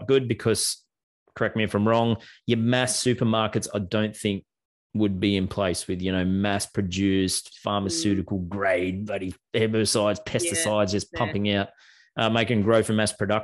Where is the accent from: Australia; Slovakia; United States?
Australia; I'm from Australia